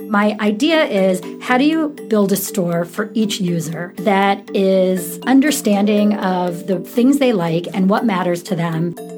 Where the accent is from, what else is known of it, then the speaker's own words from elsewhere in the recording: Syracuse, New York, United States; I grew up in Syracuse, New York, and it was a really cold, boring place to grow up